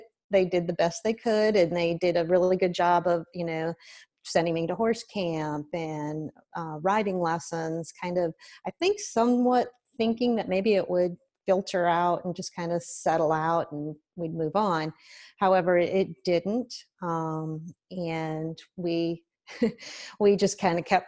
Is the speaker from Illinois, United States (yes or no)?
no; Tipp City, Ohio, United States; I'm from Tippin, Ohio, and we lived real close to the city park